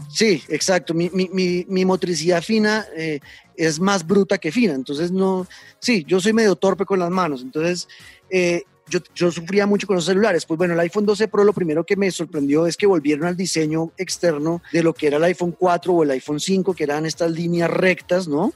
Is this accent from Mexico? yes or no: no; Colombia